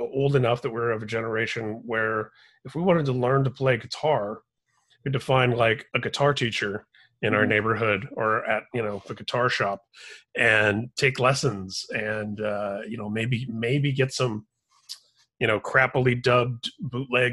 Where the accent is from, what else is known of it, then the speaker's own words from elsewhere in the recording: Indiana, United States; moved away as an adult; now in California, United States; growing up in Indiana and then living in California for the last 20 years